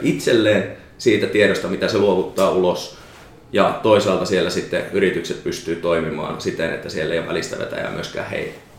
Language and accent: Finnish; Savonia, Finland; moved away; also born or lived in Pirkanmaa; mä oon Savosta